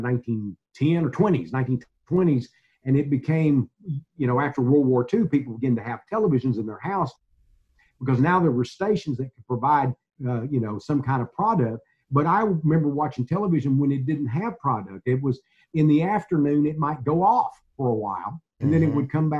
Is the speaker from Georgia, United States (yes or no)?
no; Mount Enterprise, Texas, United States; also born or lived in Gladewater, Texas; growing up in Mount Enterprise and Gladewater in the 50s and the 60s